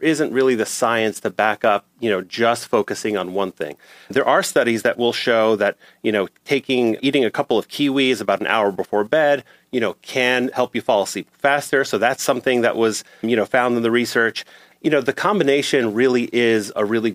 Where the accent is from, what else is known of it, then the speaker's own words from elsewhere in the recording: New York City, New York, United States; I grew up in New York City